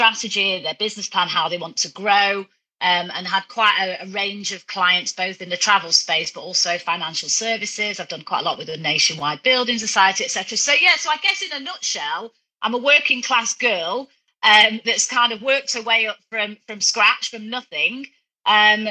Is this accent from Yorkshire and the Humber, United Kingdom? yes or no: no; Manchester, North West England, United Kingdom; I grew up in Manchester, you know, from a very working class family